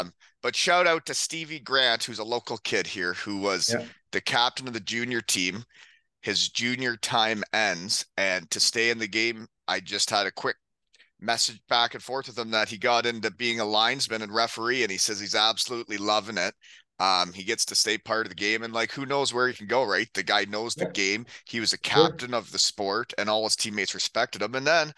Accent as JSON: {"language": "English", "town": "Elmira", "region": "Ontario", "country": "Canada", "tie": "born or raised there", "said": "So he's from my hometown. We're both Elmira, Ontario boys."}